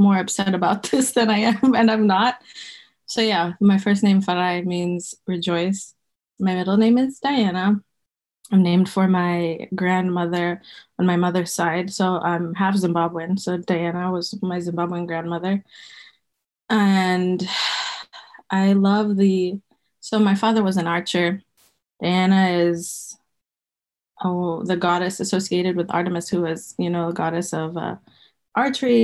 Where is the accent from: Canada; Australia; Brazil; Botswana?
Botswana; moved away as an adult; now in United States; I grew up in Botswana